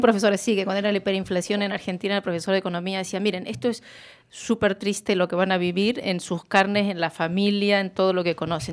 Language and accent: Spanish; Galicia, Spain; como gallegos y como españoles, porque no estamos solos en España los gallegos